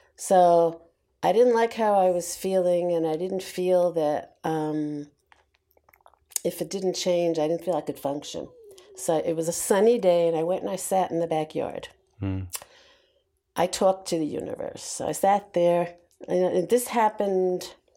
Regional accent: New York, United States; I was born and raised in New York

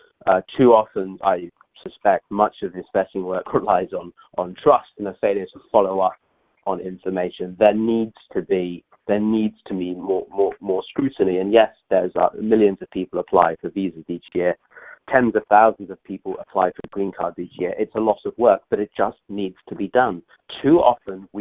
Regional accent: United Kingdom; I come from the United Kingdom

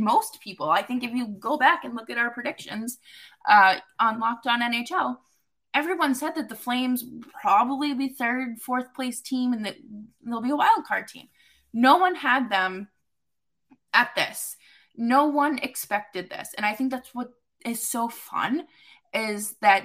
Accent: near Norwood, Massachusetts, United States; Norwood, Massachusetts, one very close to my hometown

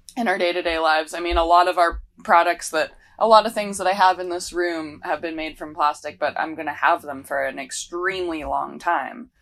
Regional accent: Maui, Hawaii, United States; also born or lived in Victoria, British Columbia, Canada; I grew up on the island of Maui. Um, I was born in Victoria, B C, and moved to Maui when I was about nine

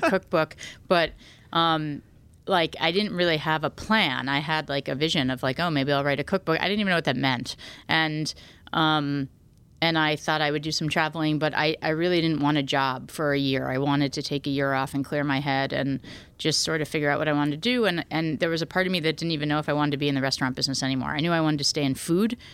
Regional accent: New Haven, Connecticut, United States; I grew up in New Haven

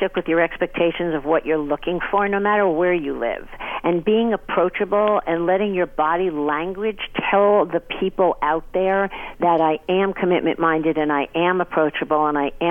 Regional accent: New York, United States; I'm from New York

